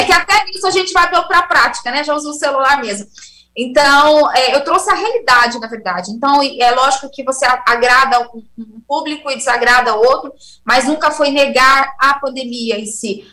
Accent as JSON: {"language": "Portuguese", "country": "Brazil", "said": "como brasileira que sou"}